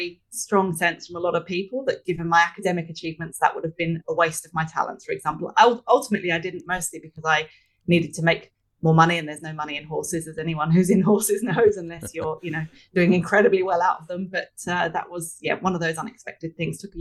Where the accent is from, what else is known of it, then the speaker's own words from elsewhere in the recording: Hertfordshire, East of England, United Kingdom; moved away as an adult; also born or lived in London; now in Sydney, Australia; I grew up in Hertfordshire, just outside London in the UK. I've been here for over 20 years, but I can't shake the accent.